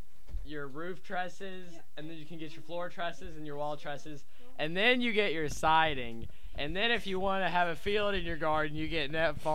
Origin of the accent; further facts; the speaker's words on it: United States; I was born in Davis County, along with my family, I guess.